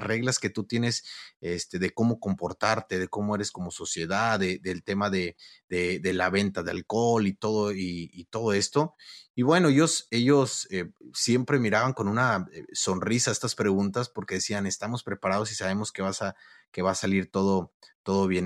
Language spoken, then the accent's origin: Spanish; Mexico; los mexicanos somos, como decimos, mitoteros